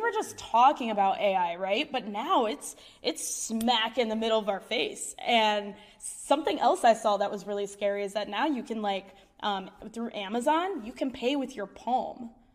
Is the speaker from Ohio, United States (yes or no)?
yes; Ohio, United States; I'm from Ohio.